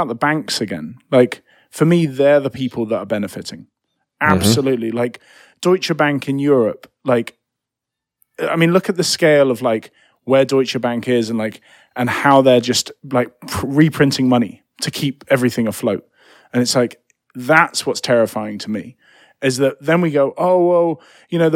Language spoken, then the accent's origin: English; United Kingdom; moved away; I'm British